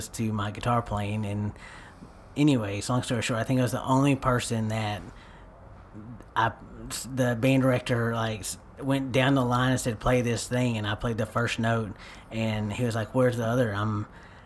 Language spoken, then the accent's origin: English; Paris, Texas, United States; also born or lived in Mount Pleasant, Texas; technically, I was born in Mount Pleasant, but I was only there for a few months, so I would say Parisian